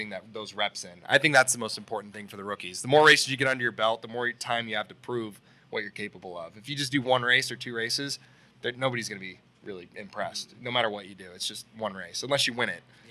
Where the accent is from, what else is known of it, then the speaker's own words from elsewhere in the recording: California, United States; growing up in California